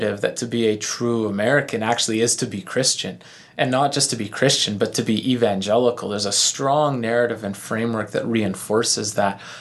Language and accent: English; Canada; it's second nature for us as Canadian